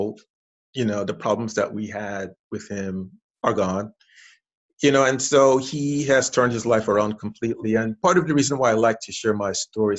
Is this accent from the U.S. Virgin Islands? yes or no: yes; St. Croix, U.S. Virgin Islands; I'm originally from the Caribbean island of St. Croix, U.S. Virgin Islands. Grew up there, was raised there, went to elementary school there, high school, college there.